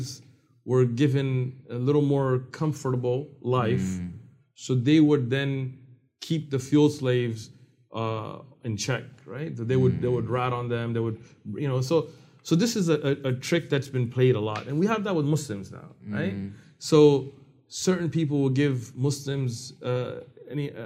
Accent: San Diego, California, United States; I'm from San Diego

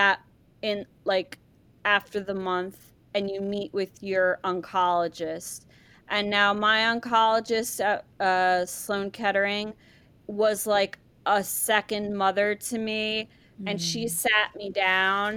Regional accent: Ireland; moved away; I was born in Ireland, come from a very, you know, traditional Irish family

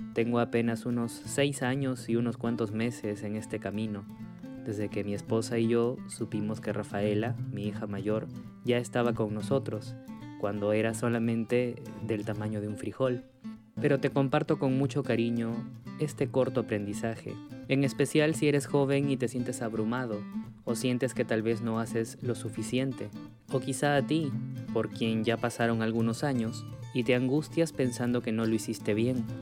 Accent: Peru; soy de Perú

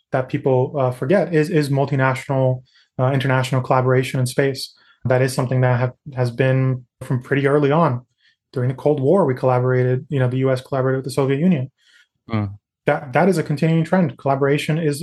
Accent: Natal, Rio Grande do Norte, Brazil; also born or lived in New York City, United States; now in United States; Where I grew up in the Northeast, there's something called Carnatal because I grew up in Natal.

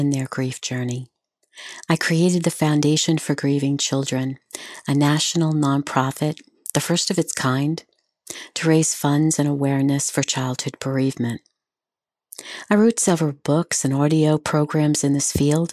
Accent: New York, United States; also born or lived in Long Island / Pennsylvania; I grew up on Long Island and in New York, in the city

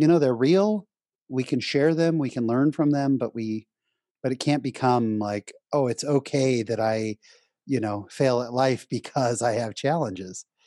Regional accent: San Jose, California, United States; also born or lived in Orange County, California; I was born in Orange County, but raised in San Jose, California

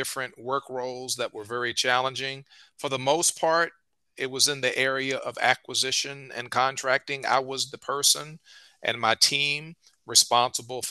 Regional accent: Richmond, Virginia, United States; I'm a native of Richmond, Virginia

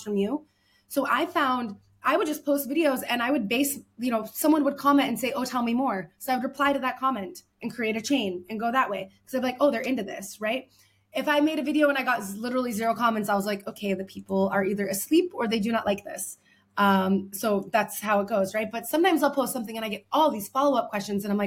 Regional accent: United States; moved away as an adult; now in Paris, France; I'm an American living in Paris

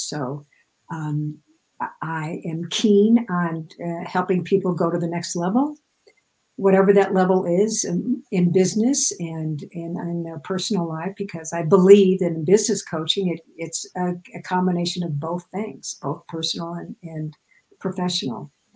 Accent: Midwest, United States; I grew up in the Midwest, so everything is flat as a pancake there

